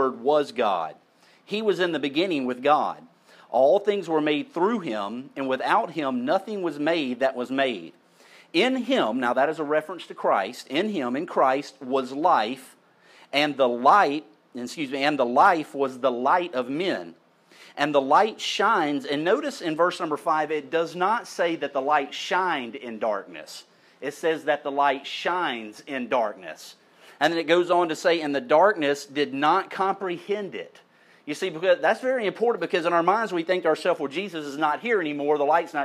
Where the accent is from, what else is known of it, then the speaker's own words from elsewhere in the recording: St. Elmo, United States; When I was a kid, I grew up in St. Elmo, my people